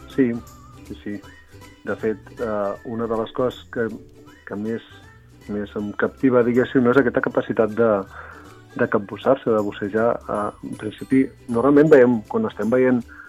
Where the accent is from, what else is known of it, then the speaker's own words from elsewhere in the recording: Reus, Catalonia, Spain; soc de Reus i faig alguna sortida aquí mateix a, a la ciutat